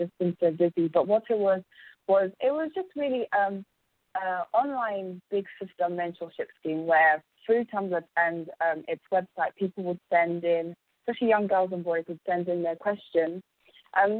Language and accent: English; London, United Kingdom; I was born and raised in England